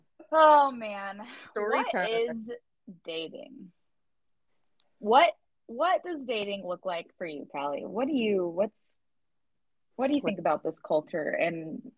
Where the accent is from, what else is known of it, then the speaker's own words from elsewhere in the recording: Oregon, United States; We're from Oregon. That's where we met.